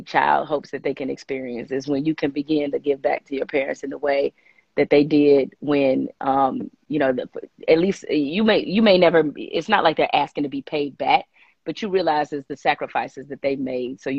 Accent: Detroit, Michigan, United States; I'm from Detroit

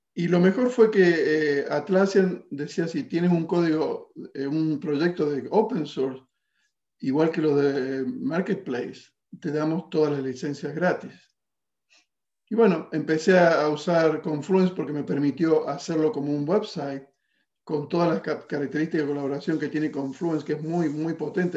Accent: Argentina; now in California, United States; Yo soy de Argentina, vivo en California.

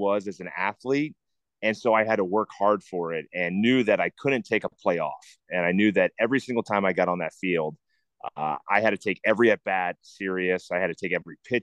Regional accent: Cincinnati, Ohio, United States; growing up in the Midwest in Cincinnati

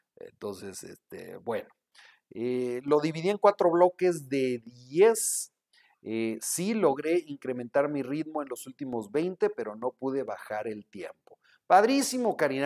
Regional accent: Guadalajara, Jalisco, Mexico; now in Monterrey, Mexico; vivo en Monterrey, pero soy de Guadalajara

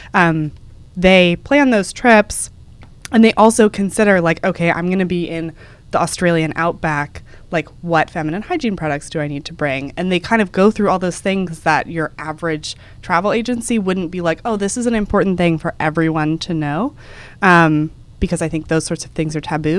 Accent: Dallas, Texas, United States; moved away as an adult; now in New York, United States; Dallas, which is where we're from

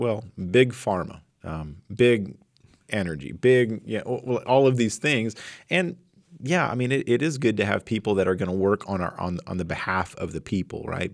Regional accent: Flint Hills, Kansas, United States; right outside my hometown, I seventy, right through the Flint Hills

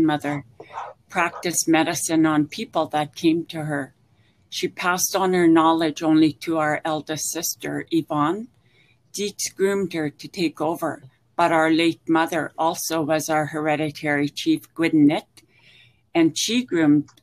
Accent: Hazelton, British Columbia, Canada; now in Victoria, Canada; growing up in Hazelton.

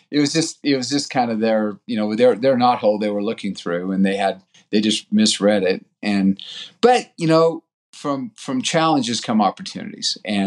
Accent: Brazil; born there; ever since I was born in Brazil, my dad was a missionary there and then went back as a journalist.

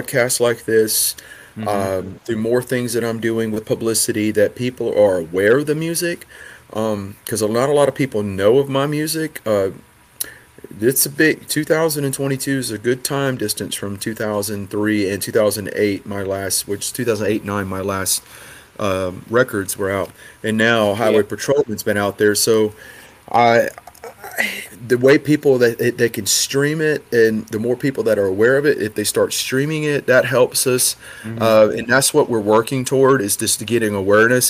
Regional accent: Rocky Branch, Louisiana, United States; moved away as an adult; also born or lived in Hawaii; country boys growing up in Rocky Branch, Louisiana

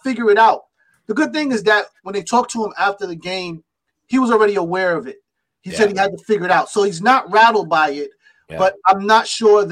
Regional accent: New York City, New York, United States; Brooklyn's my home team. I'm from Brooklyn

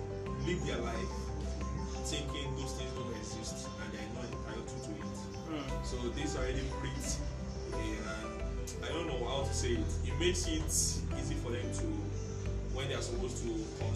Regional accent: Nigeria; because I'm Nigerian.

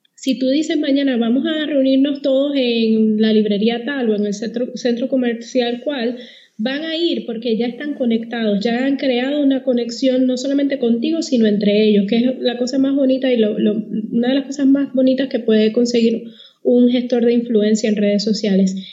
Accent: Puerto Rico; moved away as an adult; now in Panama; antes de que me traten de descifrar el acento, yo soy de Puerto Rico

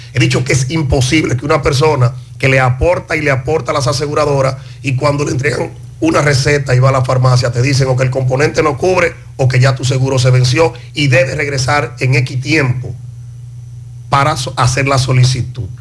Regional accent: Palmar Arriba, Santiago, Dominican Republic; nosotros, que somos oriundos del Distrito Municipal de Parmar Arriba

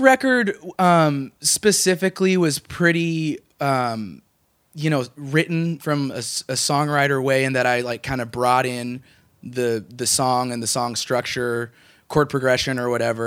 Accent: Walla Walla, Washington, United States; moved away as an adult; now in Portland, United States; I'm originally from Walla Walla, Washington

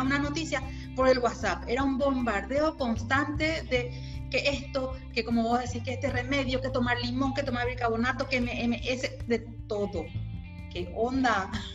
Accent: Paraguay; de Paraguay

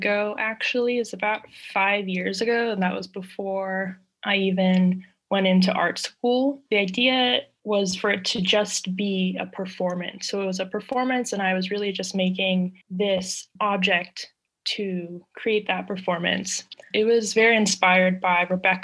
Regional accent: Maryland, United States; I'm an artist from Maryland. I live in Rockville

